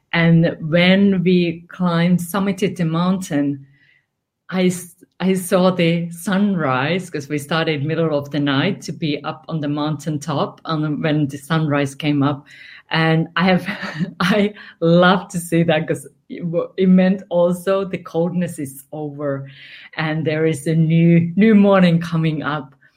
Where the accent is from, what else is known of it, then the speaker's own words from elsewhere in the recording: Finland; English is a second language; moved away; I'm originally from Finland.